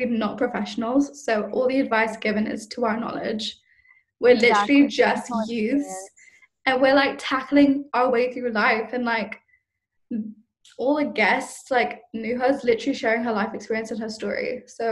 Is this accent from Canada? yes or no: no; Malaysia; what it's like really being a Malaysian